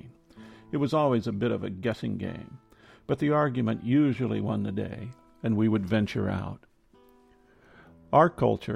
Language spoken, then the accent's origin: English; Midwest, United States; Growing up in the Midwest